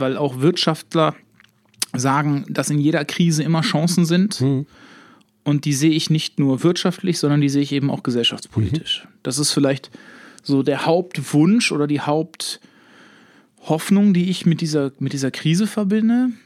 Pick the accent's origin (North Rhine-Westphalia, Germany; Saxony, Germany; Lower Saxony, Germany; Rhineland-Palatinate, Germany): North Rhine-Westphalia, Germany; Herne; bei uns in Herne